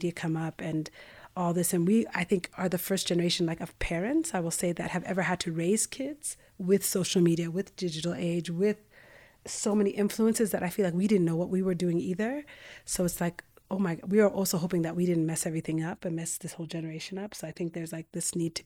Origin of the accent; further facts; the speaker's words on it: Ethiopia; moved away; also born or lived in United States; I was born in Ethiopia, but then immigrated to the U.S.